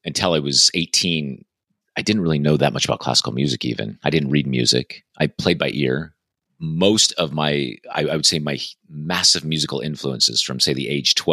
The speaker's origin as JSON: {"language": "English", "region": "Nevada", "country": "United States", "tie": "born or raised there", "also_born_or_lived": "London", "moved": "as an adult", "said": "I grew up in Nevada"}